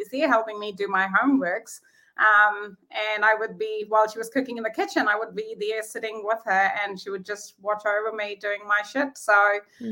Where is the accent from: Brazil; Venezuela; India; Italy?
India; moved away as an adult; also born or lived in Te Awamutu, New Zealand; now in Taupo, New Zealand; Growing up in India